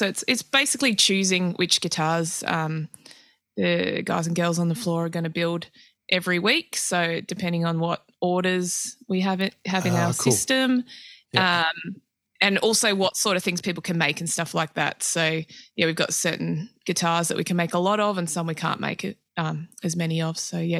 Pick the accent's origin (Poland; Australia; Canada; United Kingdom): Australia; Adelaide, South Australia; also born or lived in Tasmania / New South Wales; Yeah, I've sort of grown up all over, really. But, I was born in Tassie. My mum's family's all from Launceston. And we moved to northern New South Wales when I was about 3 till 10, and then from Adelaide after that.